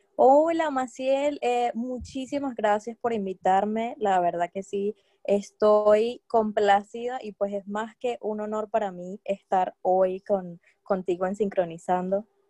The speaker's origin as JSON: {"language": "Spanish", "town": "Barquisimeto", "region": "Lara", "country": "Venezuela", "moved": "as an adult", "lives_now": "London, United Kingdom", "said": "yo también soy venezolana, soy guara del estado Lara de Barquisimeto"}